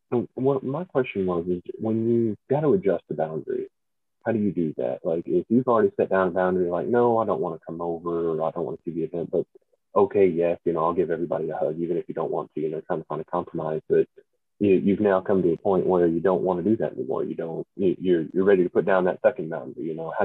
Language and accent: English; the South, United States; I'm clearly from the South